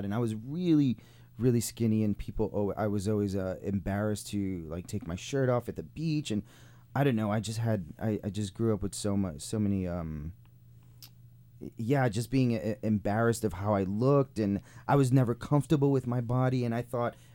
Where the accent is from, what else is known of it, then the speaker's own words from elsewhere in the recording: New York, United States; moved away as an adult; this is my, you know, it's my hometown. It's where I grew up